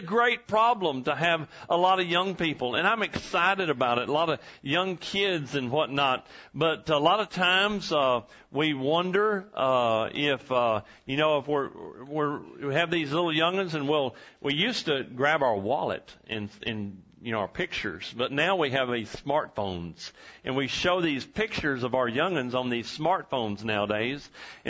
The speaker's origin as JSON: {"language": "English", "town": "Huntington", "region": "Texas", "country": "United States", "tie": "born or raised there", "also_born_or_lived": "Lufkin, Texas", "said": "The town where I grew up, Huntington, Texas, and I was born in Lufkin, Texas"}